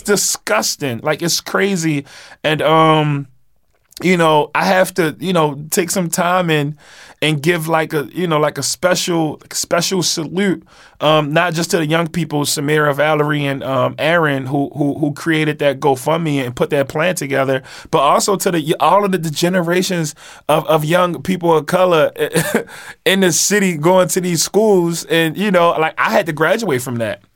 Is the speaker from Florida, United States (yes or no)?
no; Baltimore, Maryland, United States; I'm from East Baltimore